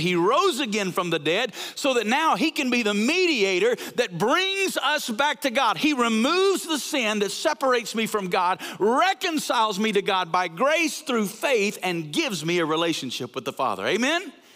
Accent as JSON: {"language": "English", "region": "North Alabama", "country": "United States", "also_born_or_lived": "Woodstock, Georgia", "moved": "as an adult", "lives_now": "Las Vegas, United States", "said": "I'm from North Alabama"}